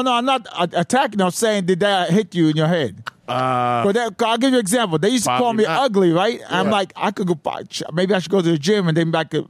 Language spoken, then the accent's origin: English; New York City, New York, United States; I'm from East New York.